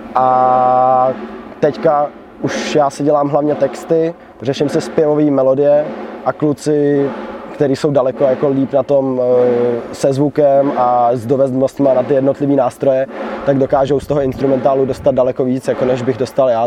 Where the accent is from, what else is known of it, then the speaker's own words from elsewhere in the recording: Pardubice, Pardubice Region, Czechia; my jsme z Pardubic